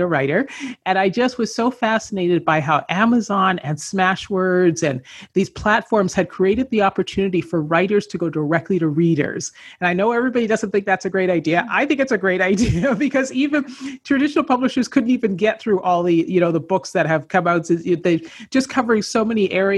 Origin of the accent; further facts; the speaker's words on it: Canada; moved away as an adult; I grew up in Canada